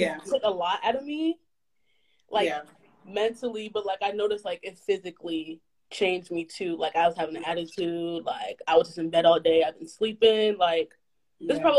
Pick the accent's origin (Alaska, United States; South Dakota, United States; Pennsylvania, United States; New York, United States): Alaska, United States; Anchorage; moved away as an adult; now in Virginia, United States; I'm originally from Anchorage, Alaska, but I currently go to school in Virginia at Virginia State University.